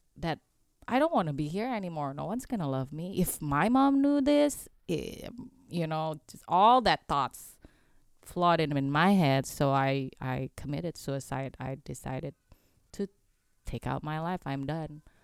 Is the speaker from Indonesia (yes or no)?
yes; Indonesia; English is a second language; now in United States; where I grew up in Indonesia